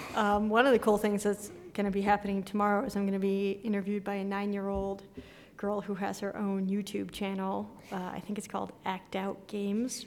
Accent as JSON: {"language": "English", "town": "Santa Fe", "region": "New Mexico", "country": "United States", "tie": "born or raised there", "also_born_or_lived": "Boston", "moved": "as an adult", "said": "when I was growing up in New Mexico"}